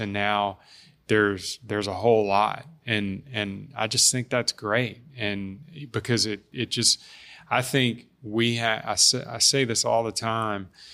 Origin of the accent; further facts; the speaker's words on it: Baton Rouge, Louisiana, United States; I'm from Baton Rouge. I love this city